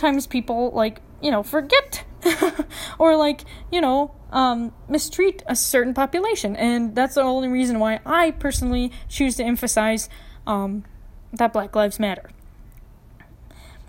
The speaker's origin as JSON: {"language": "English", "town": "Minneapolis", "region": "Minnesota", "country": "United States", "moved": "as an adult", "lives_now": "Tucson, United States", "said": "I'm from Minneapolis"}